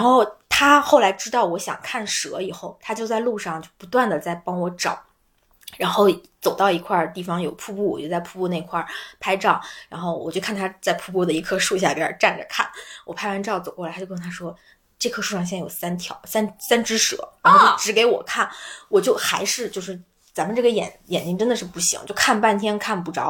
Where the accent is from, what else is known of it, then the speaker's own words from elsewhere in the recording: northern China, China; 我跟老柴都是北方人